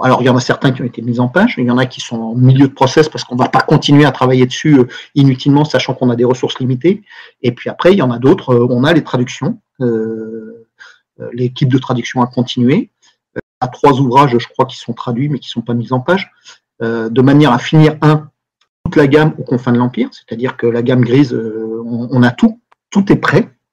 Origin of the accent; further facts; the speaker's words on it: France; en tant que Français, européen, mais Français